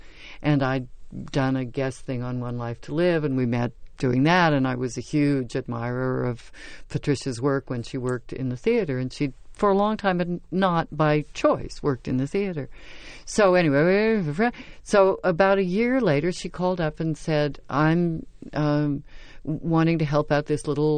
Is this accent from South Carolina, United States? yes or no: no; Sacramento, California, United States; Because I grew up in California in various places. My dad was in the service, so we moved around a lot, and then we settled in Sacramento.